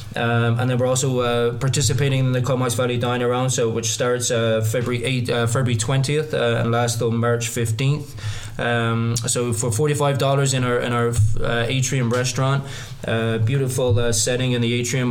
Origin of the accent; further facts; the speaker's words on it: Limerick, Munster, Ireland; moved away as an adult; now in Canada; I'm actually Irish. Uh, yeah, down uh, from the south of Ireland, uh, originally from Limerick, um, born and bred